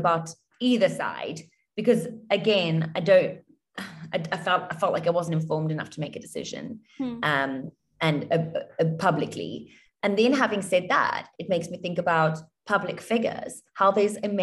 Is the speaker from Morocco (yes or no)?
no; South Africa; moved away as an adult; now in Dubai, United Arab Emirates; I grew up in South Africa